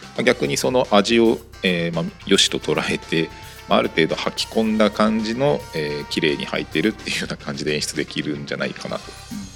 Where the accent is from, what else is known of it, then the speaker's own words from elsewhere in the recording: Kanto, Japan; 生まれは僕自体は関東